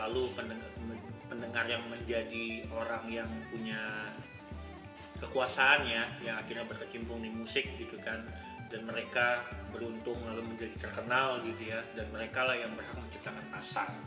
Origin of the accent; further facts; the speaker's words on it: Bandar Lampung, Lampung, Indonesia; now in Jakarta, Indonesia; Gua kan lahir besar di Lampung. Bandar Lampung, ya kan? Gua baru pindah ke Jakarta itu tahun dua ribu empat